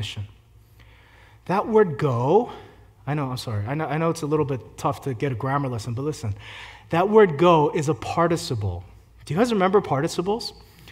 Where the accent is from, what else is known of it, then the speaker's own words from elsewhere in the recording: Philadelphia, Pennsylvania, United States; I grew up in Philly